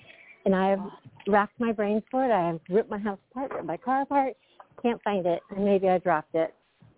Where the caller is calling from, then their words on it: Los Altos, California, United States; I'm calling from Los Altos, California.